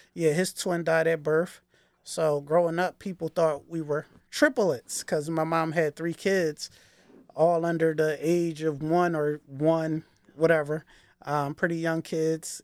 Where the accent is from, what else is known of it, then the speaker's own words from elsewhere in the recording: Philadelphia, Pennsylvania, United States; I grew up in Northwest Philadelphia, not West Philly people. Um, that would be the West Oak Lane section of the city